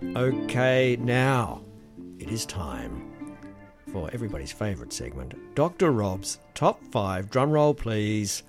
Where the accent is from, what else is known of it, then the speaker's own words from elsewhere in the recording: Australia; our isolation here in Australia